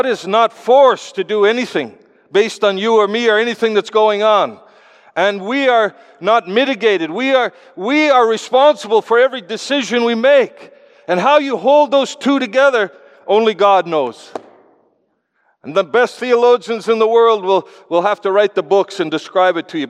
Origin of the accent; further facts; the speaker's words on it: Canada; I come from Canada